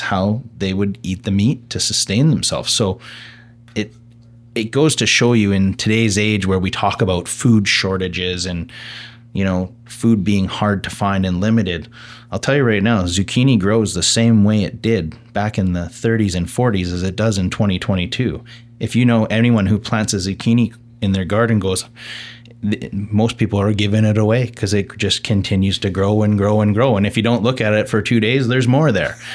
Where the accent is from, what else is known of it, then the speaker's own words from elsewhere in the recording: the Okanagan, British Columbia, Canada; being born and raised in the Okanagan, living now in West Kelowna with a young family